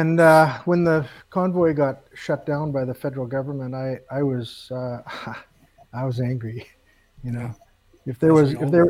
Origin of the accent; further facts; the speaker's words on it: Canada; as a Canadian